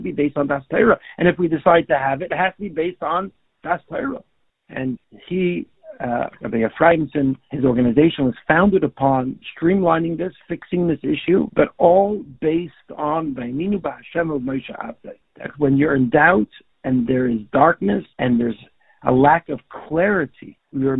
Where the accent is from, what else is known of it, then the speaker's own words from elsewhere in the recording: Toronto, Ontario, Canada; a friend of mine who I grew up with in Toronto